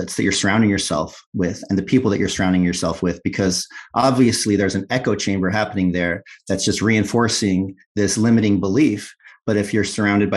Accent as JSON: {"language": "English", "region": "Illinois", "country": "United States", "moved": "as an adult", "said": "left the nest, left Illinois"}